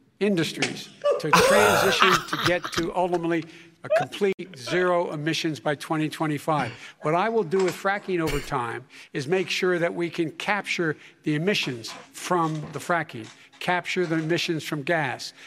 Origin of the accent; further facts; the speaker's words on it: Claymont, Delaware, United States; also born or lived in Scranton, Pennsylvania; I used to live near that when I was growing up in Claymont, Delaware.